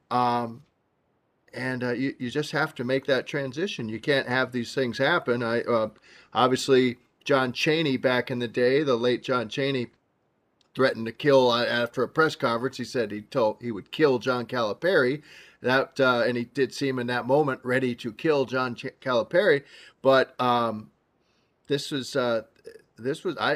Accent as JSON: {"language": "English", "town": "Chicago", "region": "Illinois", "country": "United States", "tie": "born or raised there", "said": "I was raised by Chicago. I grew up on the South Side."}